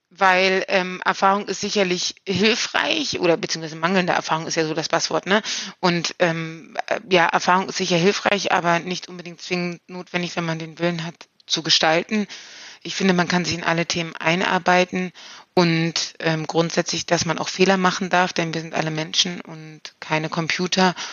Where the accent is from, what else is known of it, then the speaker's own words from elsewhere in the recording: Kleinmachnow, Brandenburg, Germany; Ich bin hier 2019 bei der Brandenburger Kommunalwahl in meinem Heimatort Kleinmachnow als ähm, Spitzenkandidatin der Kleinmachnower Grünen angetreten